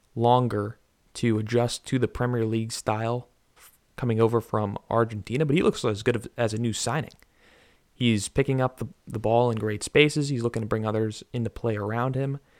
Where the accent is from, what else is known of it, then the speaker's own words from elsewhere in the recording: Mid-Atlantic, United States; I'm an American